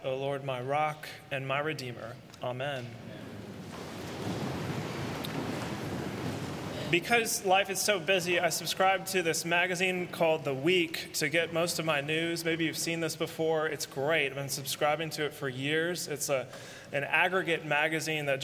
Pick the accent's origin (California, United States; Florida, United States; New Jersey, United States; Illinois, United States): California, United States; San Francisco; San Francisco, my hometown